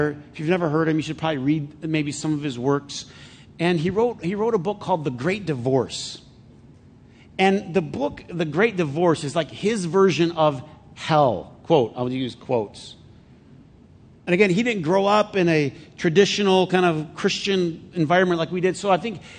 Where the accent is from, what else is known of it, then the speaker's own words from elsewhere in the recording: United States; I'm American